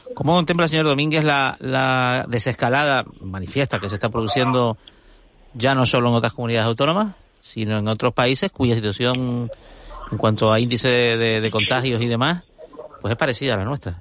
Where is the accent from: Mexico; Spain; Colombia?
Spain; Tenerife, Canary Islands; Yo soy tinerfeño